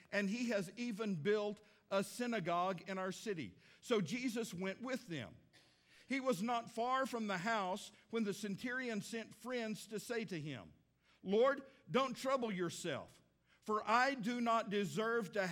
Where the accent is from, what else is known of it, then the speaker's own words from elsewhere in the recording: Midland, Texas, United States; now in Fort Smith, United States; me going back to Midland, Texas, my hometown.